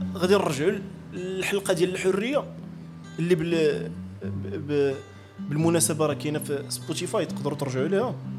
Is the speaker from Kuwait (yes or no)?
no; Morocco; انا مغربي